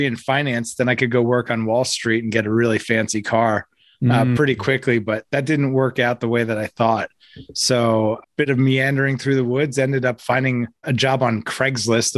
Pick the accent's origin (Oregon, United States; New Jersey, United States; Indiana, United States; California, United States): New Jersey, United States; Hackettstown; It's also where I'm from.